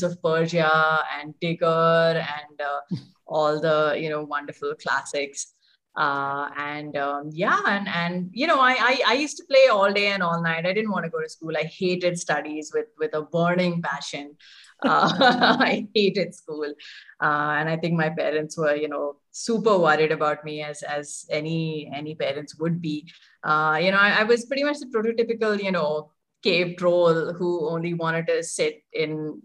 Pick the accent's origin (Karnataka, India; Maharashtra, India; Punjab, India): Maharashtra, India; Mumbai; moved away as an adult; also born or lived in Hyderabad; I was born and brought up there.